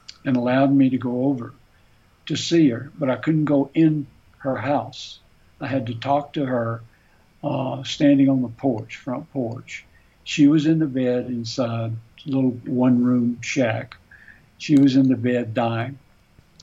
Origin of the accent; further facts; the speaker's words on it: the South, United States; moved away; I grew up on the Tennessee River